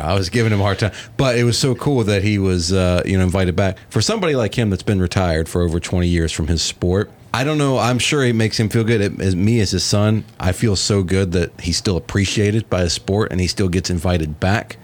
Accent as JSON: {"language": "English", "region": "Virginia", "country": "United States", "tie": "born or raised there", "moved": "as an adult", "lives_now": "Atlanta, United States", "said": "I was still living in my home state of Virginia at the time"}